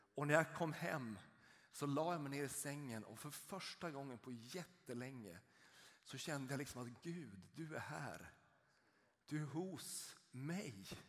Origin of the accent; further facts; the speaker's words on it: rural Norrland, Sweden; Jag är uppvuxen uppe i ett litet samhälle ute i den norrländska landsbygden